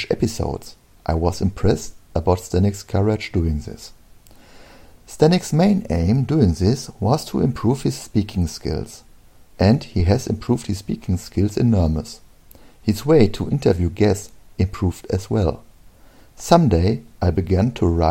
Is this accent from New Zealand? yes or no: no; Germany; English is a second language; I'm from Germany.